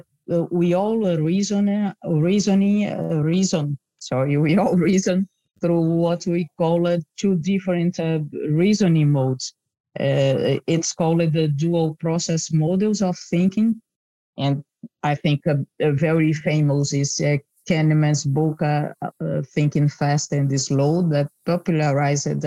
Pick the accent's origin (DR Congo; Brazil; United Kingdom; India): Brazil; moved away as an adult; also born or lived in Netherlands; now in Rotterdam, Netherlands; I'm originally from Brazil and moved to the Netherlands many years ago